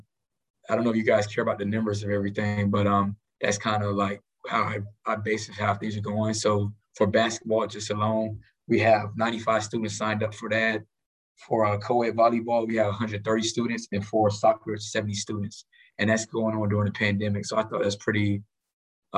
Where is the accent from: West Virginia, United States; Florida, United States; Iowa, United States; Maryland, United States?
Florida, United States; Miami; moved away as an adult; now in Kansas City, United States; I'm originally from Miami, Florida